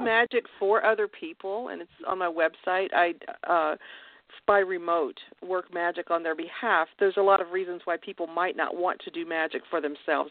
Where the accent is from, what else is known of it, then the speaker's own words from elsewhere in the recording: Kentucky, United States; moved away as an adult; I was raised in Kentucky